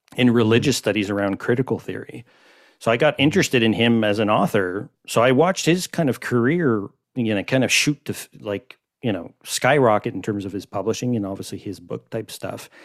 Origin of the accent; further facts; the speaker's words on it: Montreal, Quebec, Canada; I'm from Montreal